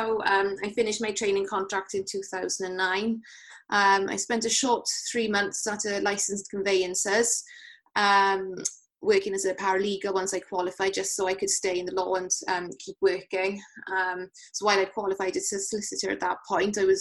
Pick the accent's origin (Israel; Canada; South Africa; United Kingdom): United Kingdom; Llanelli, Wales; also born or lived in Cardiff; I'm from Llanelli originally, so I'd moved up to Cardiff to do my degree and decided I wanted to move back west to live at home